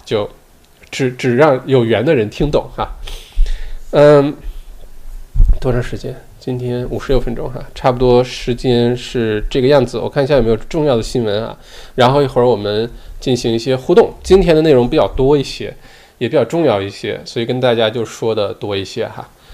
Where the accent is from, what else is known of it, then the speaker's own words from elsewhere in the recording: China; now in Australia; 我小的时候在，在国内的时候就打冰球